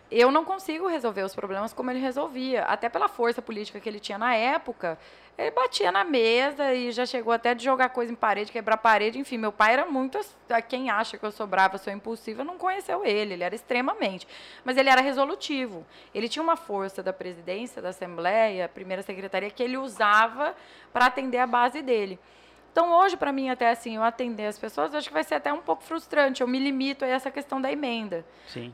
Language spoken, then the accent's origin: Portuguese; Juara, Mato Grosso, Brazil; Eu nasci lá em Joara